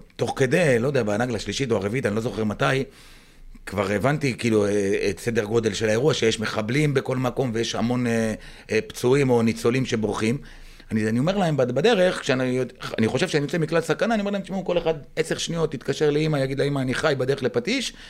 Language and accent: Hebrew; Patish, Southern District, Israel; also born or lived in Moshav Maslul; now in Maslul, Israel; אני נולדתי וגדלתי במושב פטיש